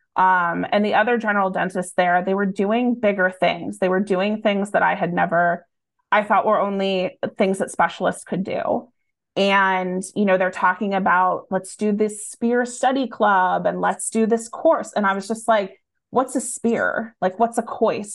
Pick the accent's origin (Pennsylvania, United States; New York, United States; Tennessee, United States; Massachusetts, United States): Pennsylvania, United States; Erie; moved away; also born or lived in Boston; we live right on the lake